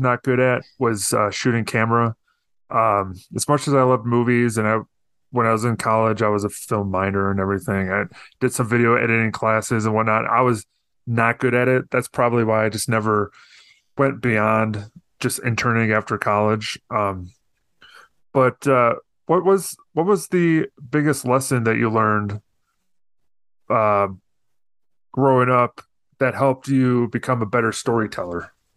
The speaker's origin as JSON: {"language": "English", "region": "Northern Illinois", "country": "United States", "tie": "born or raised there", "said": "where I grew up in Northern Illinois"}